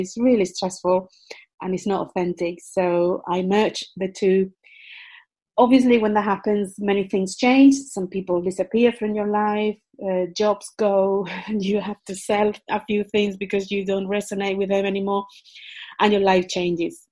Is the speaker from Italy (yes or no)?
no; Spain; English is a second language; moved away as an adult; also born or lived in United Kingdom; I was born in Spain